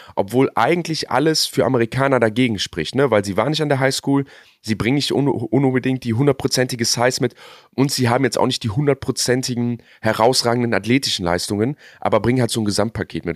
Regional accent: Germany; wir Deutschen

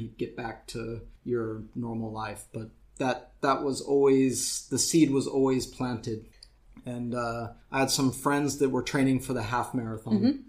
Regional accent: St. Louis, Missouri, United States; moved away as an adult; now in Berlin, Germany; I grew up in St. Louis, uh, Missouri, in the United States

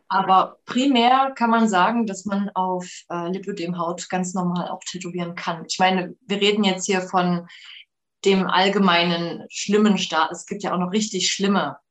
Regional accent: Leipzig, Saxony, Germany; ich komme aus Leipzig und hier gibt es ja immer noch Jugendweihe.

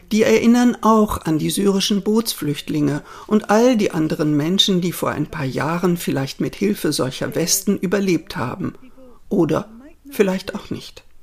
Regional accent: Spain; born there; Denn ich bin in Spanien geboren und meine Mutter kennt sich aus mit spanischer und italienischer Kunst.

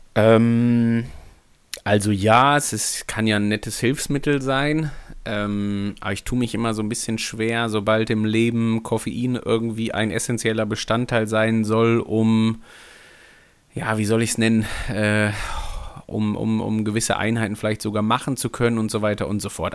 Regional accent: Hamburg, Germany; Also ich bin Hamburger, Hamburg geprägt

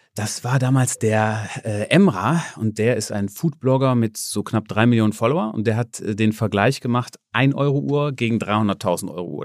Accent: Germany; ich komme aus Deutschland

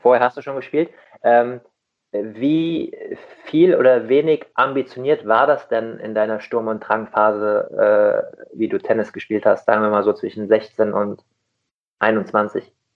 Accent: Rheingau, Hesse, Germany; ich komme aus dem Rheingau in Hessen

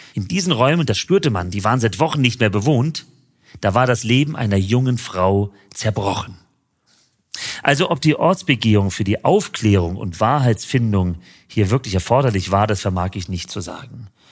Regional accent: Frankfurt am Main, Hesse, Germany; in meine Heimatstadt Frankfurt am Main

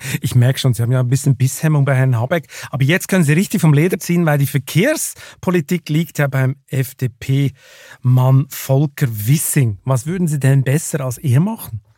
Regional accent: Lucerne, Switzerland; now in Germany; meiner Heimatstadt Luzern

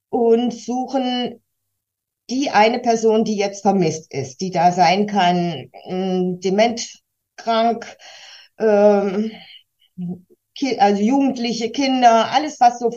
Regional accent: Kassel, Hesse, Germany; born there; Ich komme gebürtig aus Kassel, wohne heute in Felmer schon seit einigen Jahren

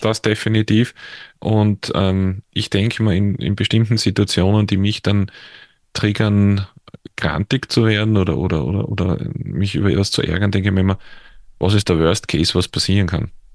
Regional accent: Austria; accent: Austrian; man hört es ja an meinem Dialekt auch oder an meiner Aussprache, dass ich jetzt in, in, in Österreich zu Hause bin, also in der Nähe von Wien

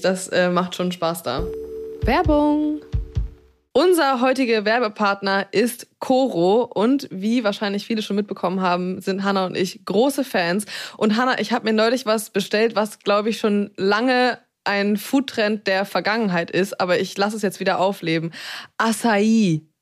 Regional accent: Black Forest, Swabia, Baden-Württemberg, Germany; Ich habe ja meine Wurzeln im Schwabenländle, gell? Ich bin ja im Schwarzwald geboren

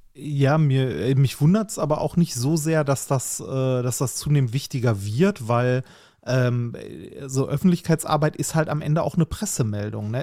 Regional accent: Essen, North Rhine-Westphalia, Germany; meiner Heimatstadt, in Essen

